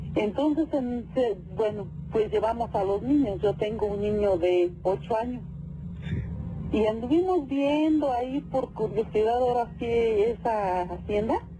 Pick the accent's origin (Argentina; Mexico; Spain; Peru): Mexico; El Oro, State of Mexico; now in Huixquilucan, Mexico; yo soy de del Oro, del Estado de México